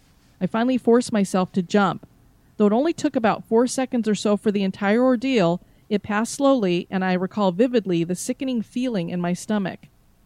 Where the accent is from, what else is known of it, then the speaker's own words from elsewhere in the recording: Florida, United States; I do get chilled very easily since I am from Florida.